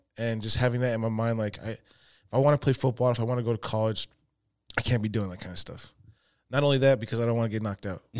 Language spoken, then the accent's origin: English; Murray, Utah, United States; moved away as an adult; Murray, Utah